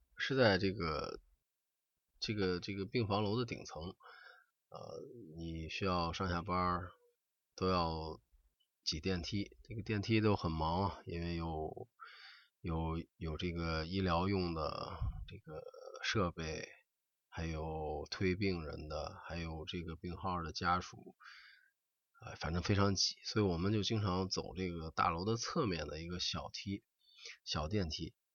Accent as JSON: {"language": "Chinese", "country": "China", "said": "我们中国人"}